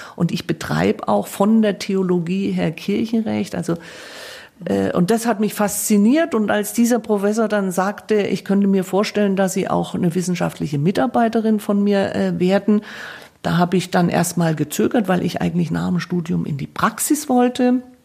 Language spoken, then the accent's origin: German; Coburg, Bavaria, Germany; ich bin ja komme ja gebürtig aus Coburg, also Erzbistum Bamberg